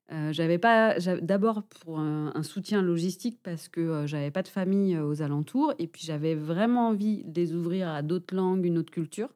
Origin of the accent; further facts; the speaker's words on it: Angers, Pays de la Loire, France; moved away as an adult; also born or lived in Dijon / Paris / Monterrey, Mexico / Basque Country; now in Biarritz, France; je suis originaire d'Angers